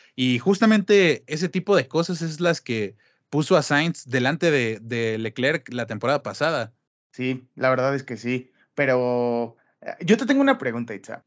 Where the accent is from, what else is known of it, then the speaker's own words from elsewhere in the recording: Mexico; como mexicanos